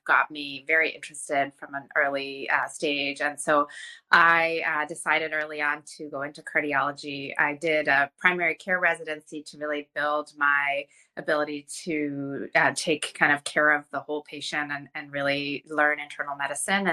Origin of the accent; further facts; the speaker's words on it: Iran; moved away; I studied Iranian calligraphy when I was a child growing up in Iran.